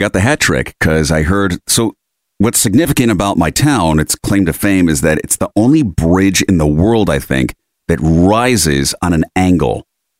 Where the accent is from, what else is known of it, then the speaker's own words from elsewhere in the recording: Rochester, New York, United States; moved away; my hometown because I grew up on the Erie Canal, the suburbs of Rochester.